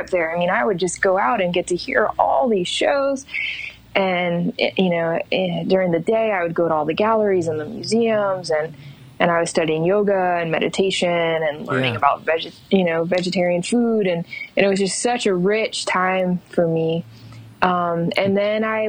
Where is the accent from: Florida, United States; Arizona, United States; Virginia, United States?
Florida, United States; moved away as an adult; also born or lived in New York City, United States; now in Asheville, United States; I live in Asheville, North Carolina. I grew up in Florida.